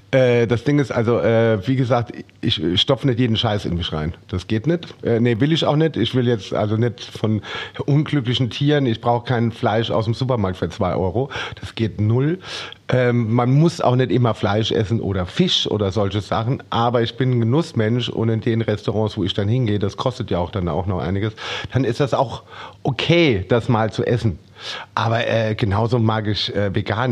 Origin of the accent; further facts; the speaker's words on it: Germany; bei uns in Deutschland